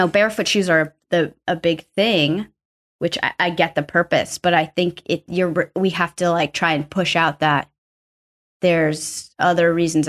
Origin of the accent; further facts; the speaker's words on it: East Coast, United States; I'm from the East Coast. I call them sneakers.